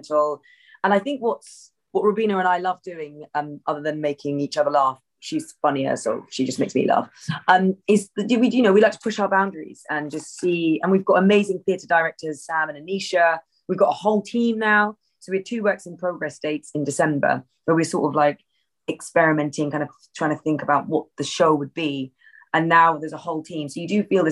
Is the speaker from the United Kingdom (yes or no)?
yes; United Kingdom; an Asian brown woman growing up in Britain